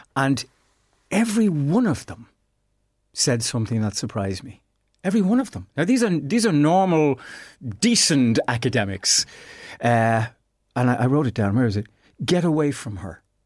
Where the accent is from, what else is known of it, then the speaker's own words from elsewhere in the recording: Ireland; as Irish people